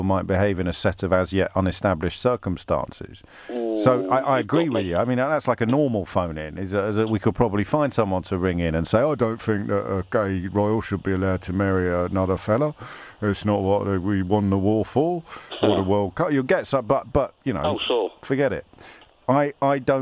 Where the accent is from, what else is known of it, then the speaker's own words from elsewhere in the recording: Kidderminster, West Midlands, United Kingdom; also born or lived in Derby; I moved to Kidderminster when I was 3 and a half, but I was born in Derby